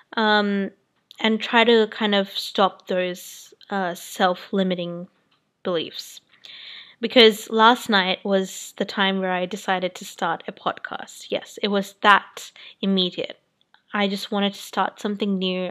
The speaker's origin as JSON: {"language": "English", "town": "Sydney", "region": "New South Wales", "country": "Australia", "tie": "born or raised there", "also_born_or_lived": "New Zealand", "said": "I'm from Sydney, Australia, and I was brought up in New Zealand and I moved to Australia when I was 8 years old."}